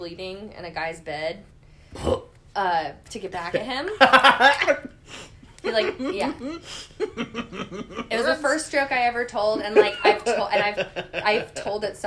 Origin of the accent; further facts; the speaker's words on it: Raytown, Missouri, United States; moved away as an adult; also born or lived in Madison / Milwaukee; I grew up in Raytown